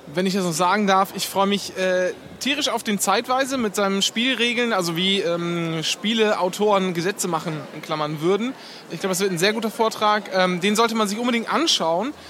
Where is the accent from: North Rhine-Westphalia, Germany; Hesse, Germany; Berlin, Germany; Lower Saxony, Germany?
Lower Saxony, Germany; East Frisia; bei uns in Ostfriesland